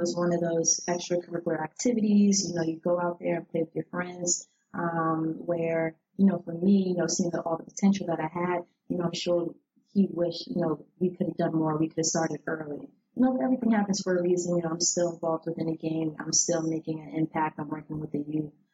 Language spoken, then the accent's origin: English; New Jersey, United States; moved away as an adult; now in Washington, D.C., United States; I was actually born and raised in New Jersey